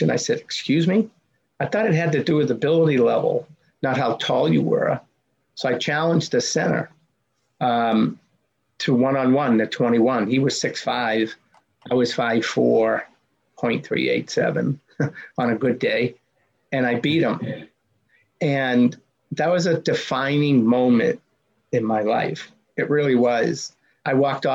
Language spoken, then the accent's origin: English; Medford, Massachusetts, United States; growing up in the Boston area. My hometown was Medford, Mass